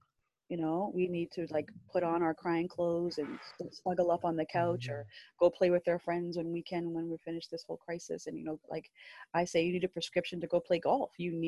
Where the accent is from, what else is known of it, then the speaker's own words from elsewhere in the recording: Canada; I said, I'm Canadian. Yeah, but where is your mom from? She's from Canada.